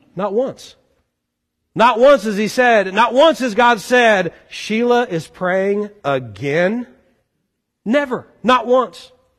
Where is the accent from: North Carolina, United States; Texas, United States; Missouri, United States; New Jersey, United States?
Missouri, United States; Boone County; now in Kentucky, United States; As a Missouri boy moving to this area, never did I really like talk up that I was from Boone County, Missouri.